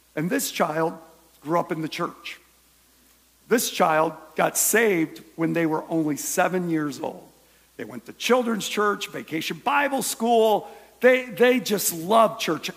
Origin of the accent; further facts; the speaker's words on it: Michigan, United States; now in Ohio, United States; I was born in Michigan